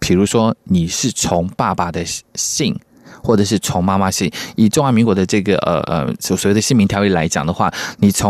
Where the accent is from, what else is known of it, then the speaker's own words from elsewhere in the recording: Taiwan; 以前呢我就是台湾人嘛，啊我的公台语嘛，所以就没有问题。那现在呢，因为我是证明为原住民是排湾族，所以